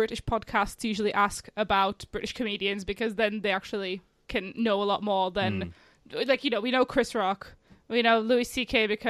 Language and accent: English; Czechia; moved away; I'm originally from the Czech Republic